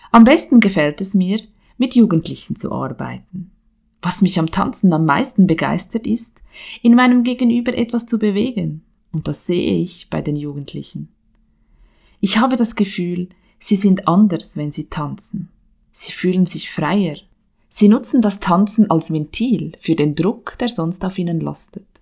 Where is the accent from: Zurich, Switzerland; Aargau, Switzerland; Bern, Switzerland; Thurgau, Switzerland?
Aargau, Switzerland; Spreitenbach; Als Spreitenbacherin, ich bin hier aufgewachsen, zur Schule gegangen